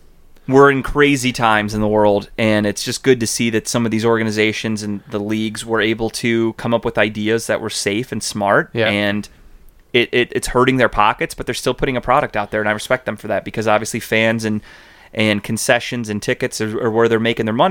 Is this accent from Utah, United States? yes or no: no; Cleveland, Ohio, United States; where are you from? And I go, Cleveland.